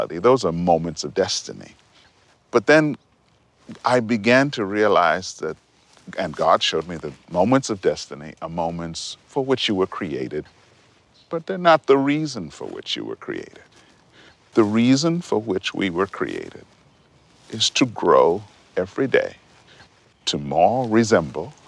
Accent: Montreal, Quebec, Canada; I was growing up in Montreal, living in Montreal.

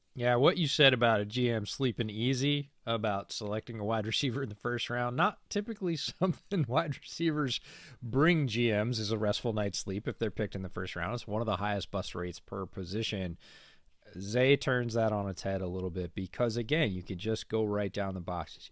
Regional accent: near Syracuse, New York, United States; I grew up right near Syracuse

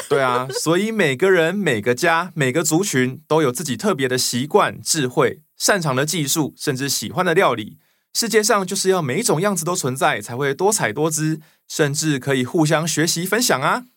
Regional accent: Budai, Chiayi County, Taiwan; 我的家乡有个很可爱的名字哦，叫做布袋，就是用布做成的大袋子的那个布袋。那是在嘉义的海边，那里有很多一格一格的余温，还有一个可以容纳很多渔船的港口

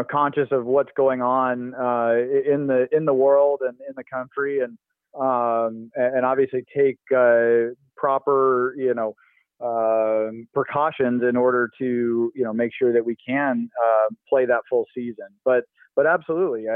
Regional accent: West Coast, United States; growing up on the West Coast

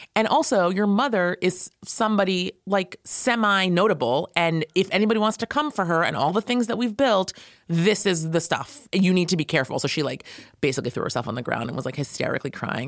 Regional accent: Valley Cottage, New York, United States; I grew up in Valley Cottage, New York, near Nyack. like Rockland County.

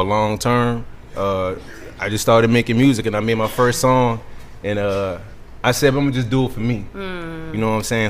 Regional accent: Georgetown, South Carolina, United States; I'm from Georgetown, South Carolina

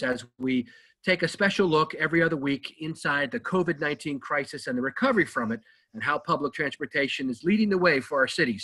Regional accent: Maryland, United States; my home state of Maryland

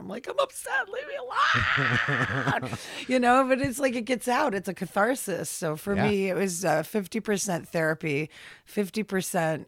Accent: Troy, New York, United States; I grew up in the Troy School District in Lansingburg

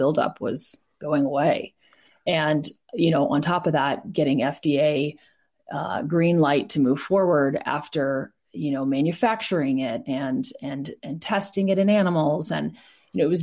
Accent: East Coast, United States; I grew up on the East Coast

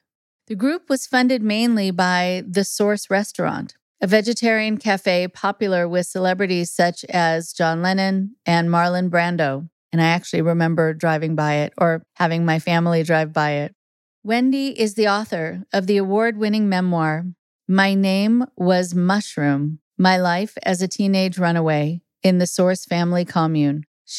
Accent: Los Angeles, California, United States; I remember growing up in Los Angeles

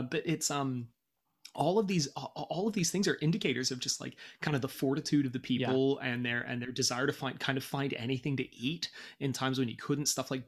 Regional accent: United Kingdom; moved away; I'm from Britain and we eat garbage.

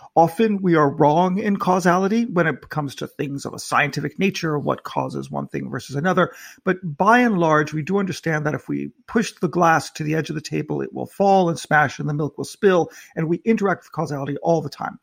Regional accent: United States; now in United Kingdom; I'm an American in the United Kingdom.

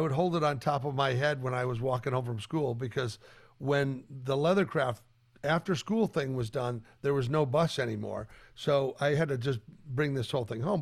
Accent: Colorado, United States; I grew up in Colorado.

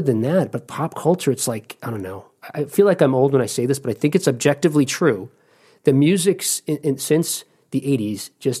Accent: East Coast, United States; now in Ohio, United States; I'm from the East Coast

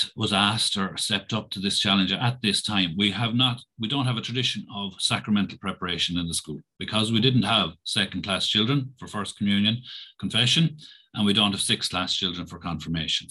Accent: Roscrea, Munster, Ireland; I'm from Roscrea, which is about 20 minutes drive away from here

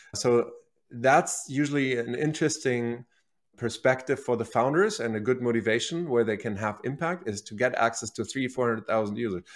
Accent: Berlin, Germany; moved away; originally, I'm from Germany, so I was born and raised in Berlin, the capital of Germany, and that's where I grew up, went to high school

